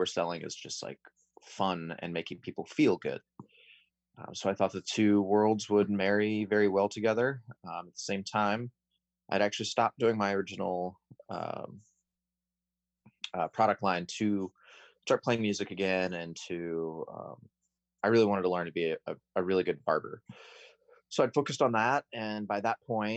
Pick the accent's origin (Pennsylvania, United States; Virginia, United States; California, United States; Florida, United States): California, United States; Chico; I grew up in Chico, so I grew up around the Sierra Nevada culture